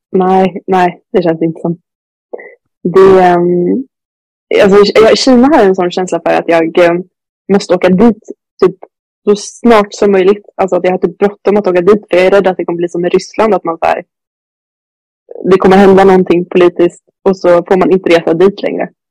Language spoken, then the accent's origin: Swedish; Sweden; hemma i Sverige